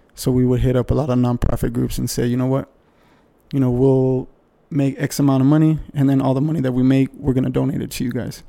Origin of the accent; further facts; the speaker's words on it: El Paso, Texas, United States; I grew up in El Paso.